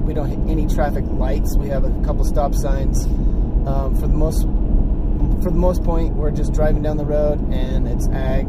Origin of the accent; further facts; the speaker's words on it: Southwest Colorado, United States; also born or lived in Los Angeles, California; I grew up in Colorado, mostly on a sheep ranch most of my life.